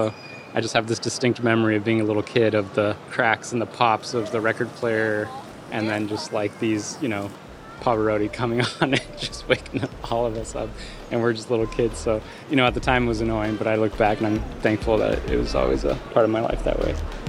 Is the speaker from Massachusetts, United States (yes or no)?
no; New York City, New York, United States; I'm from Brooklyn